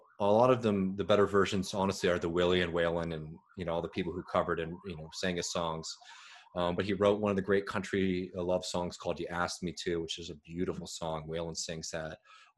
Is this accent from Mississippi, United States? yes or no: no; Waco, Texas, United States; I'm a wacko from Waco. You best not mess with me.